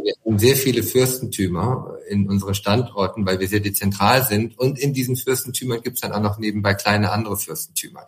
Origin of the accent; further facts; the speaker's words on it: Siegen, North Rhine-Westphalia, Germany; moved away; Ich wohne zwar nicht mehr in Siegen, aber es ist nun mal meine Heimat, da komme ich her und das kann ich nicht und das will ich und würde ich auch niemals verleugnen. Ich bin ein Siegerländer